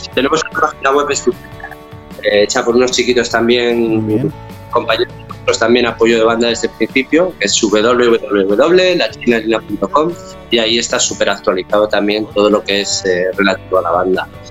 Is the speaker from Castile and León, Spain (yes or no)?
yes; León, Castile and León, Spain; now in Barcelona, Spain; yo soy del norte de España, soy de León